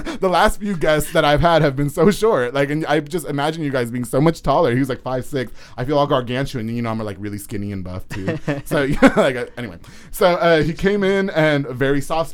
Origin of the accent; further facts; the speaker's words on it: New York, United States; moved away; I'm from New York